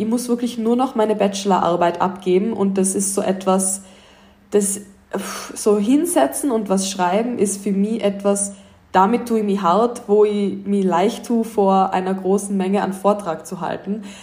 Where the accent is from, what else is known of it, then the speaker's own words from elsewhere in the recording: Tyrol, Austria; moved away as an adult; now in Los Angeles, United States; ich komme aus Tirol in Österreich, ich bin 23 Jahre alt. Wie man sicher dann öfter an meinem Dialekt hören darf, ähm, bin ich auch Österreicherin